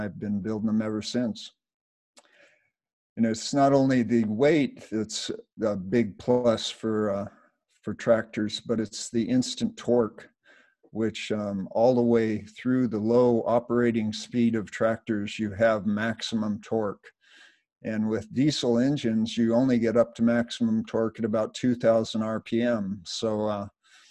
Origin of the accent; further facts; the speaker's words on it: Los Angeles, California, United States; I was brought up in Los Angeles, just south of Los Angeles in the 50s